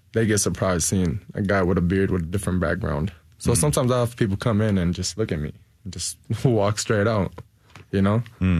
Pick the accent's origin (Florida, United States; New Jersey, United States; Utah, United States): New Jersey, United States; now in Nashville, United States; Where are you from? Jersey. But where are you actually from? Jersey. No, like, where are you actually? I'm like, oh, I'm from Egypt.